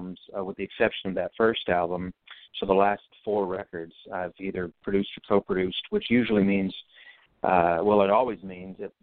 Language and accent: English; Bracebridge, Ontario, Canada; my hometown is Bracebridge, Ontario